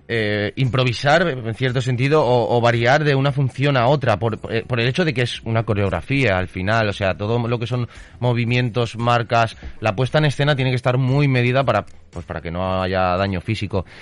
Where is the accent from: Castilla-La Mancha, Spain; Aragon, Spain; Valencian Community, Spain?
Valencian Community, Spain; formo parte de una compañía residente en Valencia, yo soy valenciano